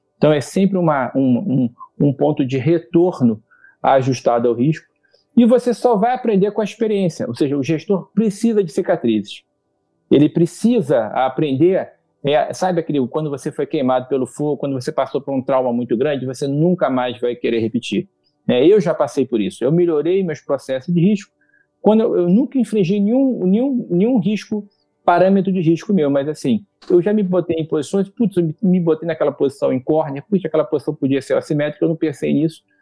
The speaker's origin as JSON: {"language": "Portuguese", "country": "Brazil", "said": "como brasileiro, como cidadão"}